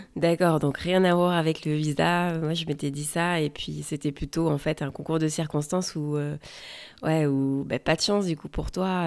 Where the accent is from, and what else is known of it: France; also born or lived in West Coast, United States; now in United States